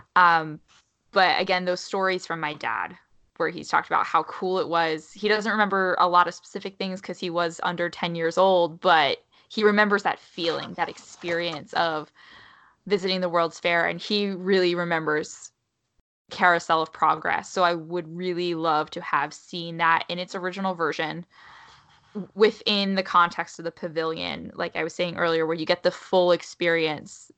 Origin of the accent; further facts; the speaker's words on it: New Jersey, United States; moved away as an adult; now in Maryland, United States; I grew up in New Jersey